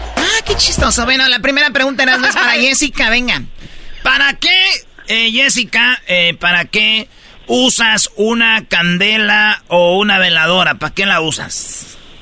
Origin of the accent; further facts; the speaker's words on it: Tepatitlán, Jalisco, Mexico; yo soy de Tepatitlán. Somos jaliscienses